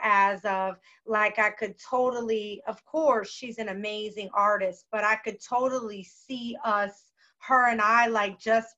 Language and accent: English; Tampa, Florida, United States; I just mentioned Tampa because that's where we're from